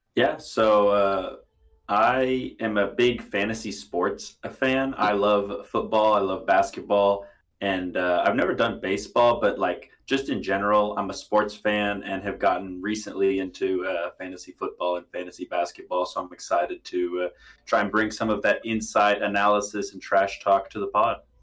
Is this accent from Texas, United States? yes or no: yes; Houston, Texas, United States; I grew up in Houston